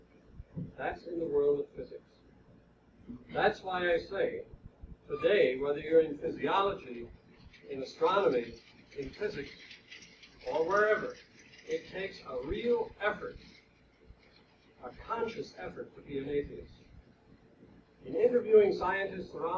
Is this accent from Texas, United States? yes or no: no; Long Island, New York, United States; I'm from Long Island, where they are now building the world's largest atom smasher, ISABEL.